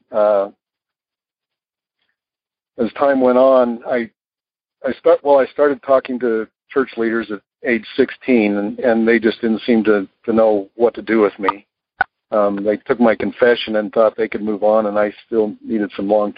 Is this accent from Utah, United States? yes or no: yes; Utah, United States; I'm from Utah.